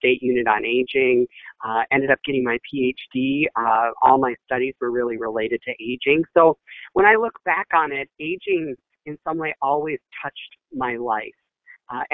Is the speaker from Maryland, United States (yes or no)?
no; Minneapolis, Minnesota, United States; also born or lived in International Falls, Minnesota / Duluth, Minnesota; I'm originally from the Canadian border, International Falls. My family moved to the Twin Cities of Minneapolis and St. Paul